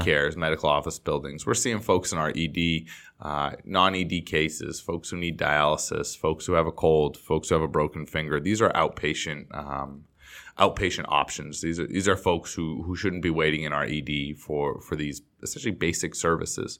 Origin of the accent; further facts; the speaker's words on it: Boston, Massachusetts, United States; now in Los Angeles, United States; I grew up in the Boston area